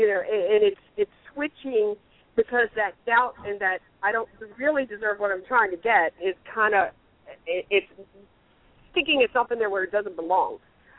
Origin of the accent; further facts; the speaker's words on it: the Bible Belt, United States; I mean, I grew up in the Bible Belt. I grew up a Christian.